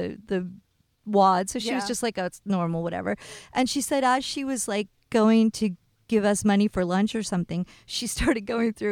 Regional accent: East Coast, United States; I grew up on the East Coast

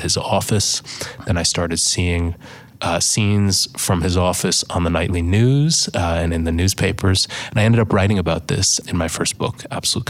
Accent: Buffalo, New York, United States; I grew up in Buffalo, New York.

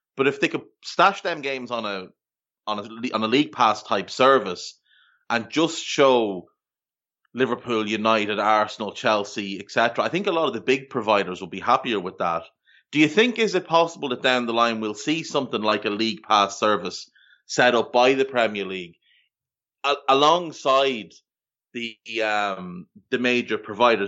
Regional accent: Ireland; moved away as an adult; also born or lived in Australia; now in Canada; growing up in Ireland, we had the exact same thing because most of our T V came from the U K

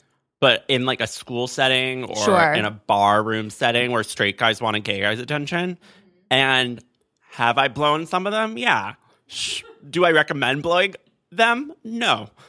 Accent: Miami, Florida, United States; I'm from Miami, bitch, and I don't give a shit.

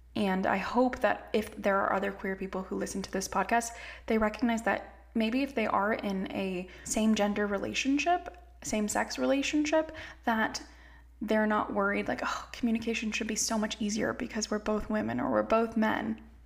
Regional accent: California, United States; I grew up in California. I was raised by immigrants

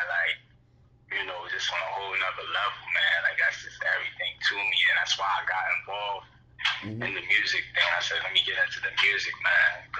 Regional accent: Philadelphia, Pennsylvania, United States; I'm from Philadelphia.

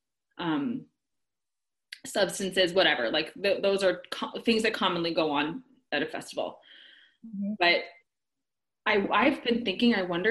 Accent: Chicago, Illinois, United States; now in Florida, United States; I'm from Chicago

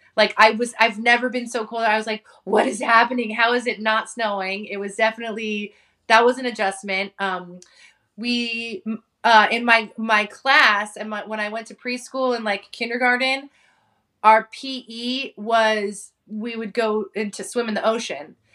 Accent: San Francisco Bay Area, California, United States; also born or lived in Hawaii; grew up in Hawaii until I was about eleven, and then I moved to the Bay Area, and that's that's kinda where I grew up, in the San Francisco Bay Area

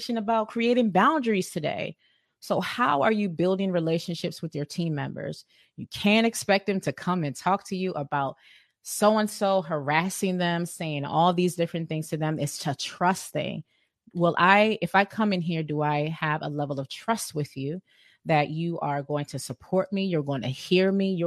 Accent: Sierra Leone; I'm from West Africa. I'm from Sierra Leone

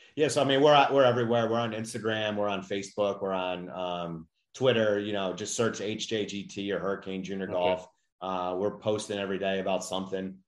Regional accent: Chicago, Illinois, United States; I grew up in Chicago

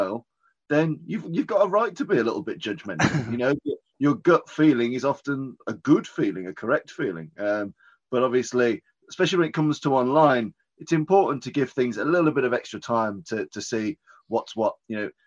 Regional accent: Birmingham, West Midlands, United Kingdom; I'm from Birmingham, which is in the middle of the UK

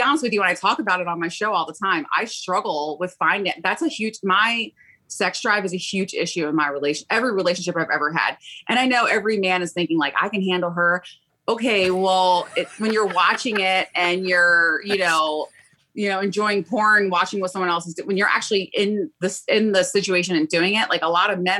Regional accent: Baltimore, Maryland, United States; I'm from Baltimore, Maryland, and I'm about to turn 40 years old

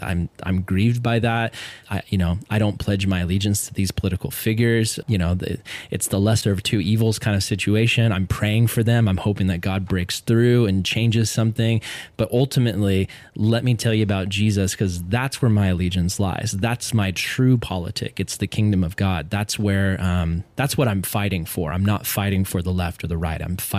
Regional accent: Tennessee, United States; I grew up in East Tennessee, and I went to mostly white schools

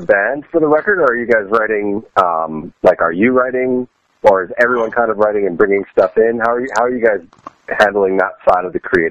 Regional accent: Vancouver, British Columbia, Canada; born or raised there; moved away as an adult; now in Washington, D.C., United States

